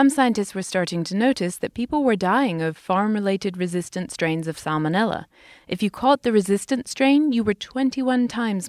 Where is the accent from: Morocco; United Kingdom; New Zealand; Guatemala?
United Kingdom; moved away; In my home country, Britain